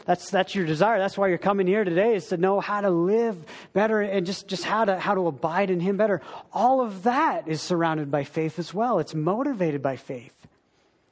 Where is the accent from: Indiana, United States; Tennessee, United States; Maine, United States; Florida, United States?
Maine, United States; Wilton; moved away; I grew up in a little town. There was about 1,000 people in my town, little Wilton in Maine, the state